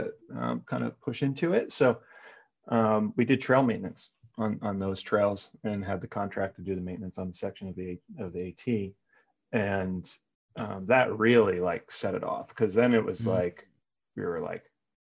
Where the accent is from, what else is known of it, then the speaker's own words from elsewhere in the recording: Northeast United States, United States; also born or lived in New Jersey / Connecticut; I grew up in the Northeast of the United States, so in like, you know, Connecticut, New Jersey, always sort of, you know, an hour, maybe an hour and some change outside of the city, outside of New York.